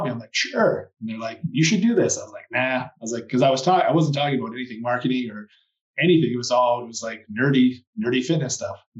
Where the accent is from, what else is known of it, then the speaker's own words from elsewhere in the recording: Canada; moved away as an adult; also born or lived in Australia; I moved back home to Canada a few years ago, and where I said I'd never come back to my hometown